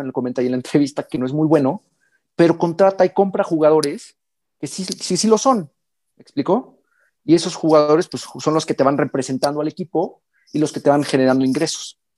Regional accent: Mexico; also born or lived in Hamburg, Germany; un intercambio de seis meses en mi país, en, México

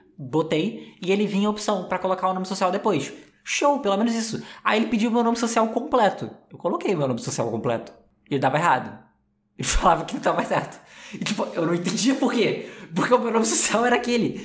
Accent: Rio de Janeiro, Brazil; eu sou carioca

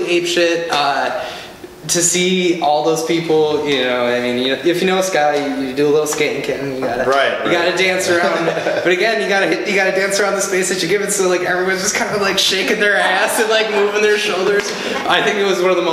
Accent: Milwaukee, Wisconsin, United States; this is my hometown. I'm born and raised

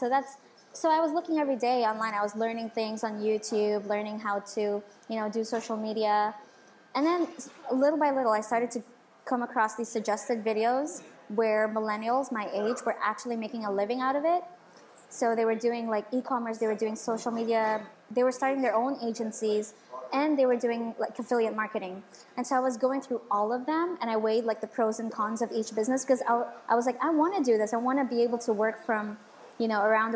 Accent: Dubai, United Arab Emirates; also born or lived in Philippines; I moved here when I was 1 year old. So I was raised here all my life.

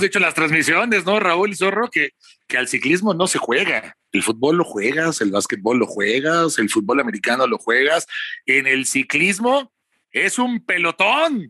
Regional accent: Mexico

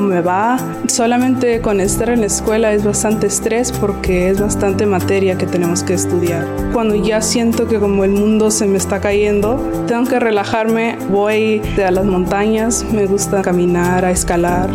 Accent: Inglewood, California, United States; soy de Inglewood, California.

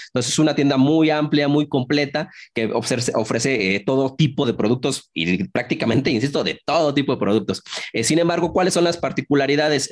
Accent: Mexico; yo estoy en México, soy originario aquí de México

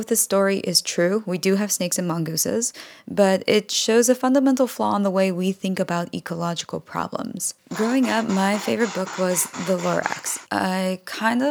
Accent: Hawaii, United States; now in New York City, United States; I was born in Hawaii, an island where ecological problems were a part of our daily life

